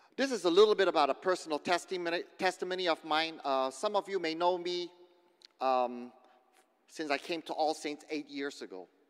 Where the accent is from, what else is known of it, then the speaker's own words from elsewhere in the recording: Indonesia; moved away; growing up in Indonesia, in the villages, in the kampong